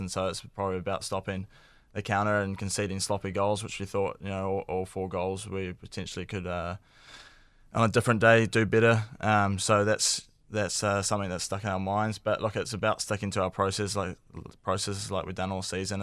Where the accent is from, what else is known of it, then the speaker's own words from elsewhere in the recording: New Zealand; being a Kiwi sports fan growing up